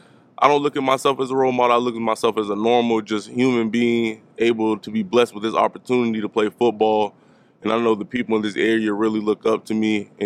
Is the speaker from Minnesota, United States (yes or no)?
no; Tidewater area, Virginia, United States; moved away as an adult; now in Blacksburg, United States; I grew up in the Tidewater area, Norfolk, Portsmouth, Van, Suffolk